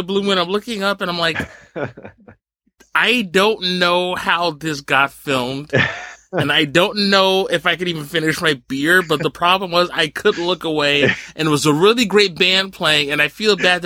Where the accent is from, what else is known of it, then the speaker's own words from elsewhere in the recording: New Jersey, United States; I grew up in Jersey, and Clifton, New Jersey